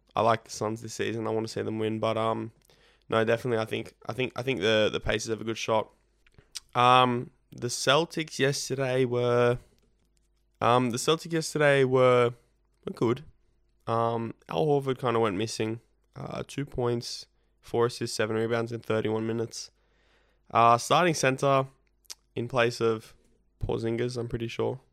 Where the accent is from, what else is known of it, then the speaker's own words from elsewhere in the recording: Australia; both being Australian